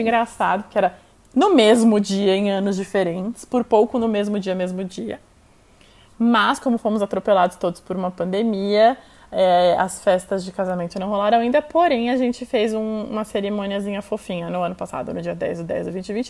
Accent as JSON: {"language": "Portuguese", "region": "São Paulo", "country": "Brazil", "tie": "born or raised there", "also_born_or_lived": "Itu", "said": "Eu nasci aqui em São Paulo e quando eu tinha 12 anos eu fui morar em Itu com os meus pais"}